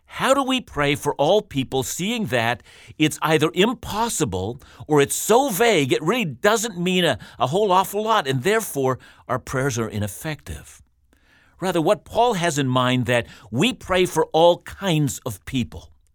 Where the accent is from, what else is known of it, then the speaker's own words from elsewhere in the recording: Canada; We're called as Canadian Christians